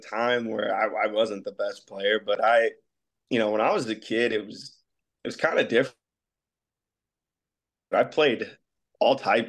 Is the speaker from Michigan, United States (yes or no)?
no; Bellevue, Nebraska, United States; also born or lived in Texas, United States; I was born in Bellevue, Nebraska, and then my dad got orders, so we moved to Texas for a little bit, and then obviously came back to Bellevue when he got another set of orders.